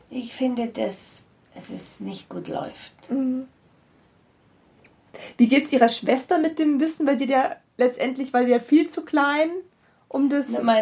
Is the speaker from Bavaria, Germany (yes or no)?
yes; Rosenheim, Bavaria, Germany; born there; ich bin gebürtig aus Rosenheim